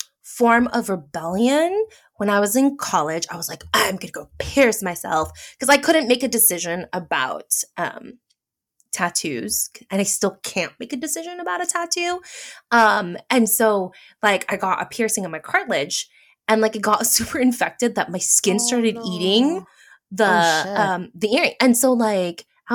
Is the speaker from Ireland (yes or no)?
no; Philippines; Thanks, being Filipino. Because a lot of Southeast Asians apparently keloid.